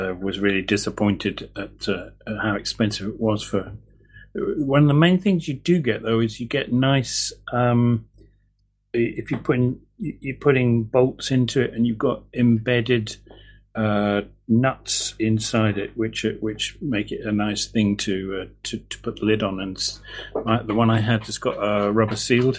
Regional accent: England, United Kingdom; now in Edinburgh, United Kingdom; my dad's English

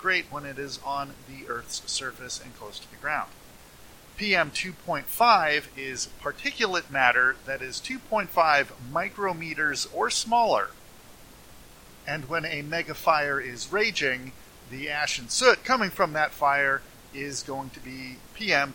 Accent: California, United States; I'm a Californian

